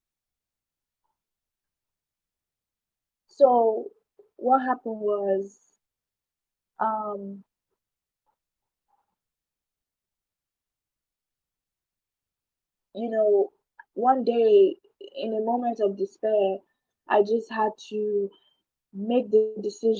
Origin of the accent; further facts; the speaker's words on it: Nigeria; where I'm from Nigeria, mental health is not really taken seriously